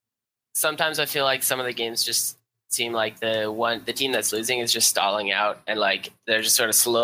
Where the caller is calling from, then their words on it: Orlando, Florida, United States; I am calling from Orlando, Florida.